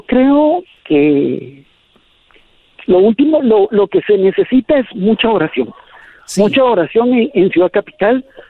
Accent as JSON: {"language": "Spanish", "country": "Guatemala"}